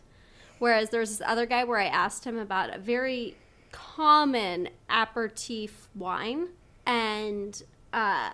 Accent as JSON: {"language": "English", "region": "Montana", "country": "United States", "tie": "born or raised there", "moved": "yes", "said": "We grew up in Montana."}